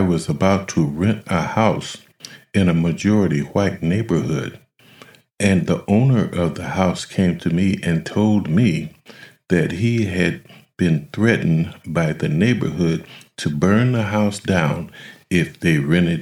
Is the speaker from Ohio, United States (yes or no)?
yes; Akron, Ohio, United States; in my hometown of Akron, there were projects on every side of town